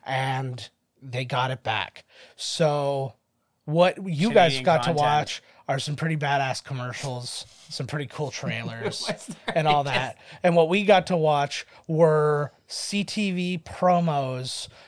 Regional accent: Canada

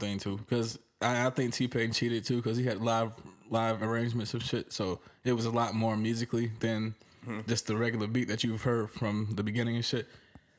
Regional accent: the South, United States; I'm from the South

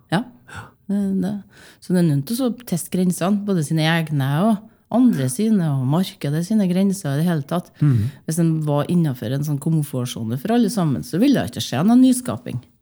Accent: Åfjord, Trøndelag, Norway; moved away; also born or lived in Bergen; Jeg vokste opp i Åfjorden

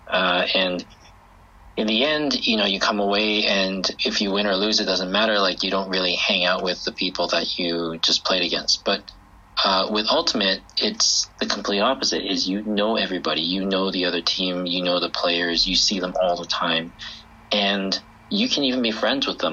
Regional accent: Vancouver, British Columbia, Canada; moved away as an adult; now in Beijing, China; I grew up in Vancouver in Canada

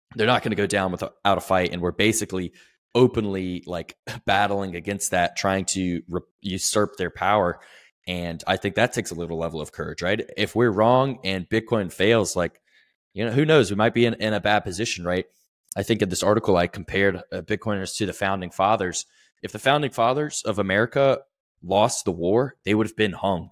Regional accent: the South, United States; I'm from the South, like, fairly conservative, right-wing

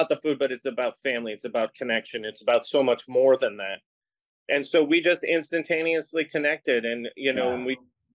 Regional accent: Boston, Massachusetts, United States; moved away; also born or lived in Los Angeles; on the East Coast, where I grew up in Boston

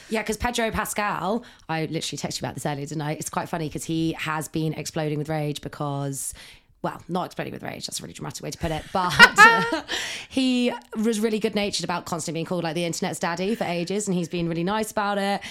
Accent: Ireland; because I am Irish

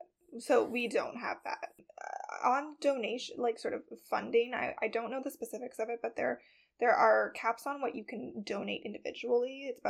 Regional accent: Canada

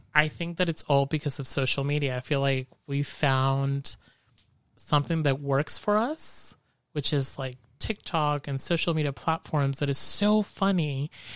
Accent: Mexico; moved away as an adult; also born or lived in San Jose / Bay Area; now in Modesto, United States; whenever I go back to Mexico to my hometown

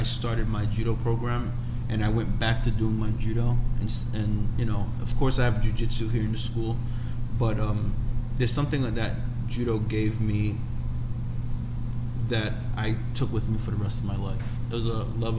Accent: New York City, New York, United States; born or raised there

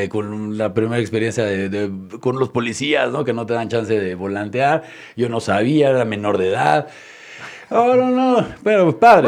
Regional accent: Mexico City, Mexico; Yo nazco en la Ciudad de México, soy mexicano.

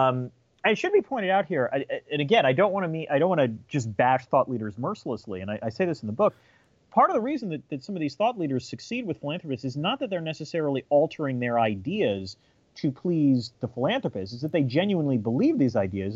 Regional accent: Syracuse, New York, United States; born there; also born or lived in 7 or 8 different places; I was born in Syracuse, New York, but by the time I was 10 years old, we had lived in 7 or 8 different places.

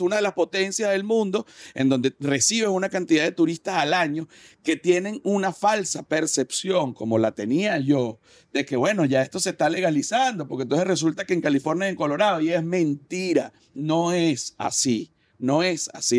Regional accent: Venezuela; moved away; uno como venezolano

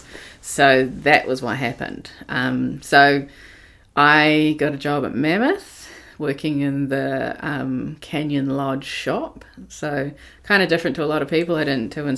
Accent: Te Puke, Bay of Plenty, New Zealand; moved away; I'm actually born in Te Puke, of all places, and grew up rurally, like on a farm outside of Te Puke

